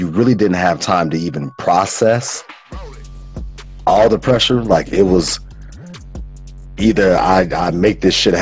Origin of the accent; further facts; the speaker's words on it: Calumet Park, Illinois, United States; also born or lived in Lynwood, Illinois; My mommy wound up moving us away from Cal Park. Mm-hmm. 127th and Carpenter